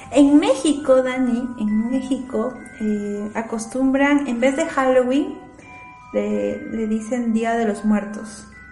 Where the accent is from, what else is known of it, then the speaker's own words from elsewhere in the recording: Peru; Así somos los peruanos